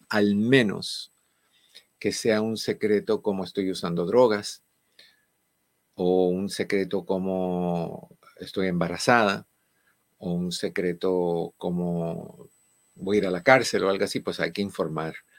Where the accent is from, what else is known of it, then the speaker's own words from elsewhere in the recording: Cuba; moved away; en mi país